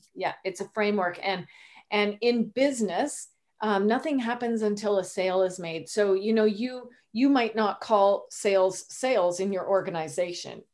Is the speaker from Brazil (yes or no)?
no; Canada; moved away as an adult; also born or lived in Rhode Island, United States; I am Canadian. I'm new to Rhode Island.